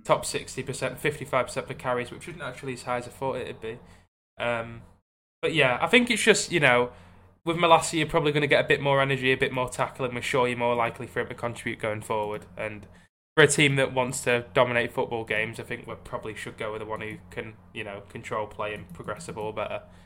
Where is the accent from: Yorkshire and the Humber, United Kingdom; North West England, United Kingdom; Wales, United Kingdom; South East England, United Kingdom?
North West England, United Kingdom; Barrow-in-Furness; my hometown team, Barrow